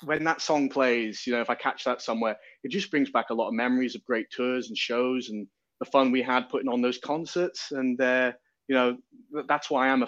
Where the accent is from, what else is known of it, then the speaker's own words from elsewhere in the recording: Newcastle upon Tyne, North East England, United Kingdom; Oh well, I'm you know I'm I'm British. You know I'm from uh, Newcastle upon Tyne, which is not far from Scotland, and you know we're, we're music loving people